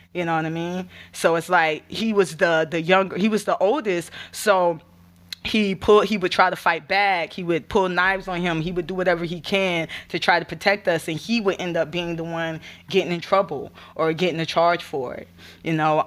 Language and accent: English; Gainesville, Florida, United States; also born or lived in Alachua, Florida; I'm originally from Gainesville, uh, Alachua, Florida. I like to say both, 'cause I do, I do claim both of them as my home